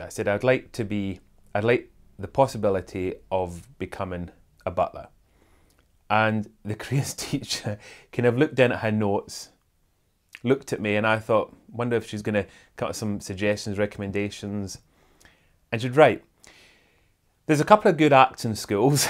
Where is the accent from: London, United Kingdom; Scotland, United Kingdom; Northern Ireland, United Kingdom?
Scotland, United Kingdom; Airdrie; also born or lived in Kingussie, Scotland; we moved from Airdrie to a little town called Canousey.